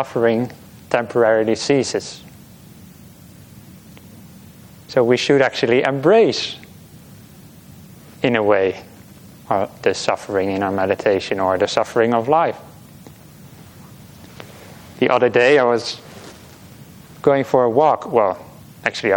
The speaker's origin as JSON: {"language": "English", "country": "Netherlands", "moved": "yes", "lives_now": "Australia", "said": "I'm from the Netherlands. It can be quite rainy over there"}